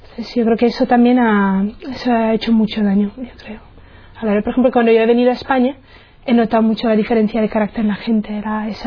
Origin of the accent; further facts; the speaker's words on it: Czechia; Spanish is a second language; moved away; soy de la República Checa, entonces notaréis a lo mejor algún acento, es por eso, porque soy checa. Y tengo 32 años, eh, soy de una familia, somos tres chicas, tres hermanas, y yo soy la más pequeña. Mm. Mi familia no es, eh, no es religiosa